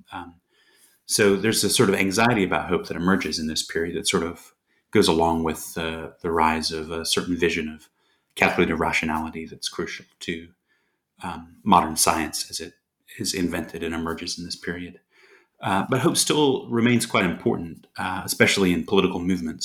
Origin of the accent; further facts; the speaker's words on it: United States; I grew up in the States